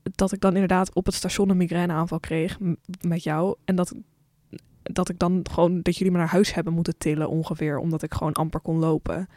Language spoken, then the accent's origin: Dutch; Netherlands; voor de rest kom ik uit het Westen, uit Europa. En dan uit Nederland